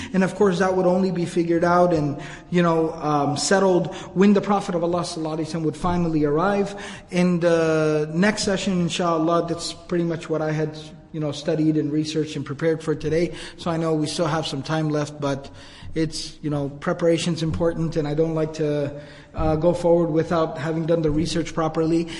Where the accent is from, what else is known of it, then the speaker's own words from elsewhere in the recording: Arlington, Texas, United States; I grew up here in the Dallas area, actually in Arlington